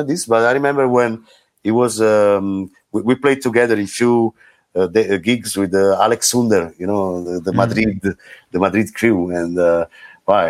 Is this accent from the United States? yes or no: no; Caserta, Campania, Italy; also born or lived in Naples; I grew up in Napoli. Scene. I'm from Caserta, but the scene, the music scene was in Napoli